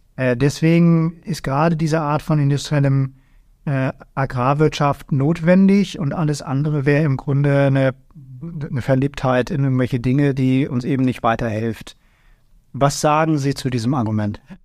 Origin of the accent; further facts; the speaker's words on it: Germany; bei uns in Deutschland